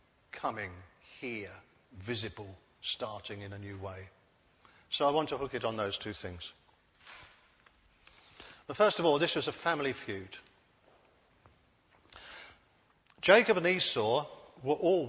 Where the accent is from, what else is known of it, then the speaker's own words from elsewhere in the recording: United Kingdom; I'm a Brit. I was born here